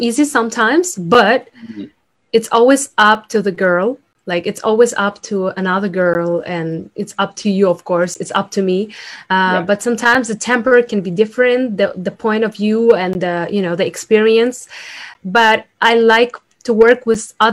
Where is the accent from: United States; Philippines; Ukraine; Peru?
Ukraine; English is a second language; moved away; I'm from Ukraine. So I speak two languages, like Russian, Ukrainian, and then I learn English